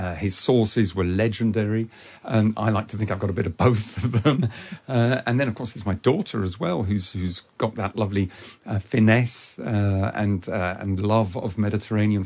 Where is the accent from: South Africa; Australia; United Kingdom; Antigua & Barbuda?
United Kingdom; dad and mum arrived in the UK in 1959, and I was born in 1960. So I'm not just from French stock. I was actually made here as well.